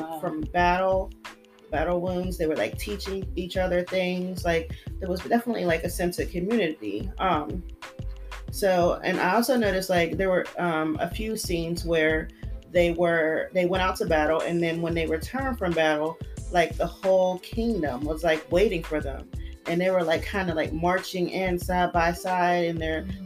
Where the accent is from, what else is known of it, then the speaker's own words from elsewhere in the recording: United States; I'm American